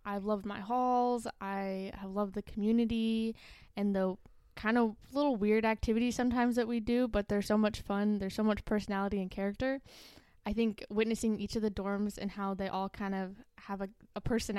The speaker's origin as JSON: {"language": "English", "town": "Placerville", "region": "California", "country": "United States", "said": "Placerville, yeah."}